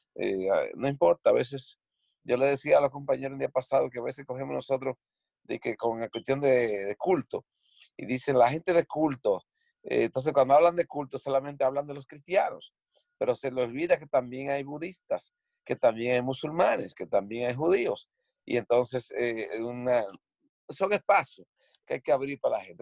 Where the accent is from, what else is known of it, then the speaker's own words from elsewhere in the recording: Dominican Republic; moved away; nosotros somos eh, de los valientes que salimos de República Dominicana para compartir nuestros esfuerzos aquí